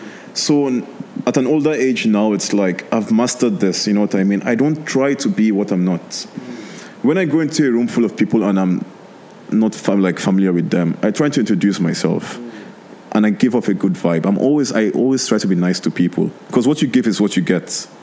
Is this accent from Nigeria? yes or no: yes; Nigeria; now in Lebanon; So when I grew up in Nigeria, I was always around Lebanese people. So when I moved to Lebanon, it wasn't like... new to me, you know.